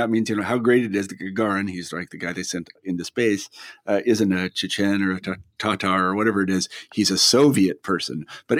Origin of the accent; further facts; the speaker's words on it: United States; I'm an American, right? So suddenly, you know, that's the way I identify. I'm an American.